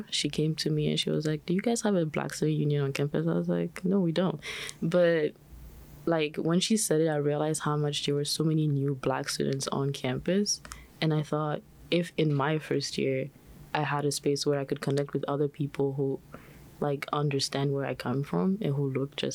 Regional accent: China; also born or lived in Benin; I'm also an international student, so I was born in the Republic of Benin and then I moved to China, which is where I came from.

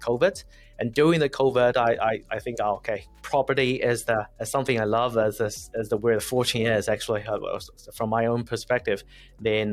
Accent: China; moved away as an adult; also born or lived in France / Cameroon; now in New Zealand; Originally, I'm from China and I studied in France

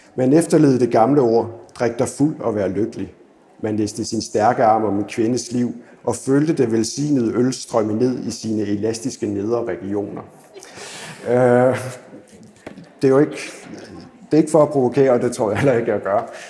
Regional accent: Odense, Southern Denmark, Denmark; Jeg kommer fra Odense

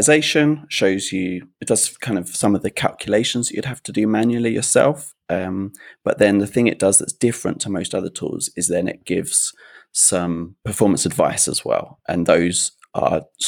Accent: United Kingdom; We say herbs, being British

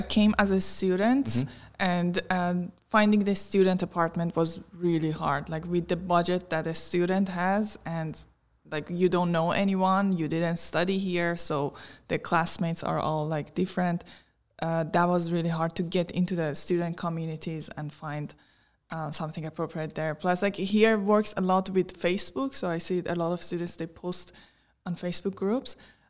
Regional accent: Iran; now in Netherlands; from Iran. So together with my husband, we co-host a podcast, Expats in Netherlands, in our home.

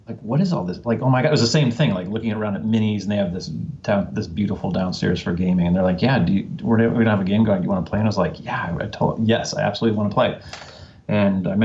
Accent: Northwest Indiana, United States; I grew up in Northwest Indiana, very close to Chicago.

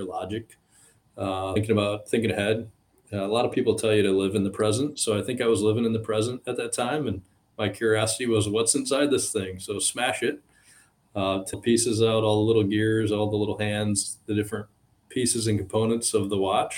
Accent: West Michigan, United States; born and raised in West Michigan

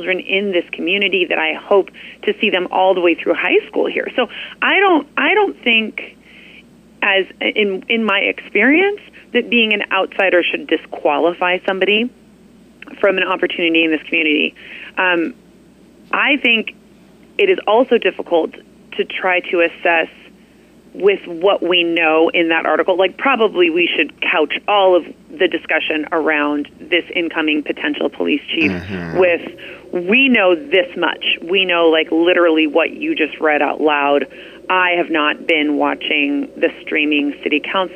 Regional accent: Anchorage, Alaska, United States; moved away as an adult; now in Ketchikan, United States; I grew up in Anchorage

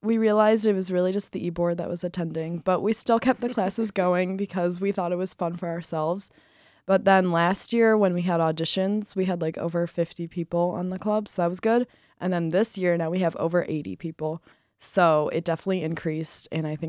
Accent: Rochester Hills, Michigan, United States; I'm a senior this year majoring in hospitality business, and I am from Rochester Hills, Michigan.

